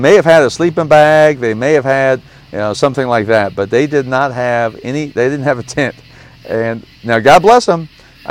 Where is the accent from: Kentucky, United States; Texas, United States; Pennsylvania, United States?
Kentucky, United States; I'm from Kentucky